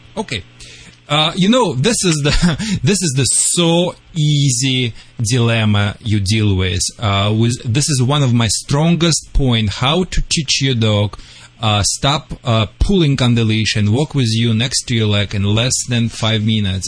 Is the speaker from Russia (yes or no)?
yes; Russia; now in California, United States